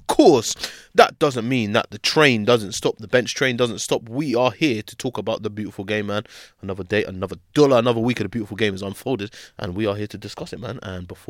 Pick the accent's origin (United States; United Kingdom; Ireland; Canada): United Kingdom; Plaistow, London; I'm from Plaster.